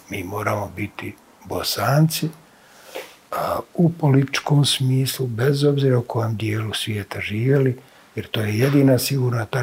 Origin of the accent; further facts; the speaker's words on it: Bihać, Federation of Bosnia and Herzegovina, Bosnia & Herzegovina; ja kao neko koji je tako rođen sam u Bihaću, neko koji je dakle prijeklom krajišnjih